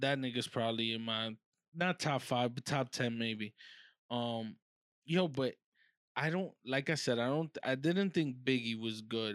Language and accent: English; New York City, New York, United States; I'm not from the hood, uh, I'm from Harlem, but I'm not from the hood, hood.